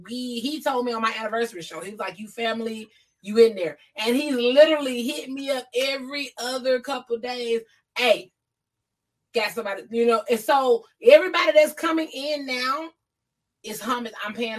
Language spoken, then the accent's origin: English; Georgia, United States; now in California, United States; I moved to Cali from Georgia. You know what I'm saying? I get attached.